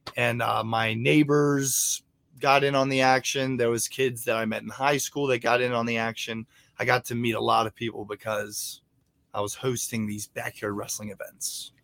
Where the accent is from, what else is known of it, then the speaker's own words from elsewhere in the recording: Martinsburg, West Virginia, United States; I grew up in Martinsburg, West Virginia